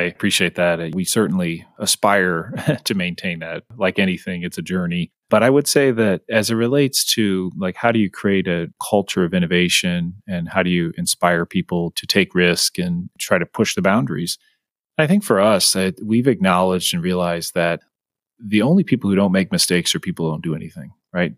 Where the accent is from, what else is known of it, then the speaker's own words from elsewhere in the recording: St. Louis, Missouri, United States; now in Kansas City, United States; I grew up in St. Louis